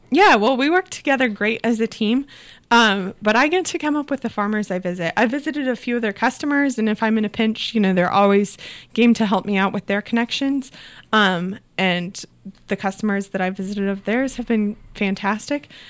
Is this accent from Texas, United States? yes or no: no; Southeast Iowa, United States; Yeah, so I grew up in Southeast Iowa, but I didn't grow up on a farm